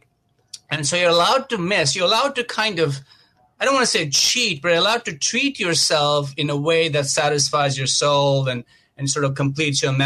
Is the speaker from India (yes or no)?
yes; Mumbai, Maharashtra, India; moved away as an adult; I grew up a vegetarian in India, in Mumbai, and I came to this country over 21 years ago